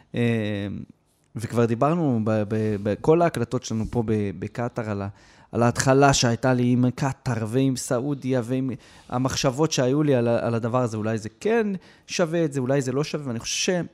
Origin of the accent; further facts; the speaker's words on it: Israel; אנחנו כישראלים